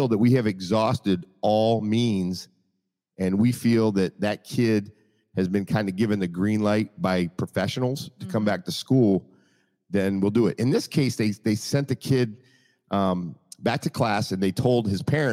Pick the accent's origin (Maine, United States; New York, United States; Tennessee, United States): Maine, United States; when I grew up, I'm from Maine